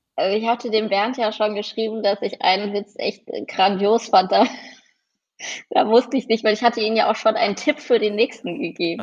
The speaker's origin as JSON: {"language": "German", "town": "Mettmann", "region": "North Rhine-Westphalia", "country": "Germany", "tie": "born or raised there", "said": "bin gebürtige Mettmännerin, komme also aus der Hochburg, der Golfer"}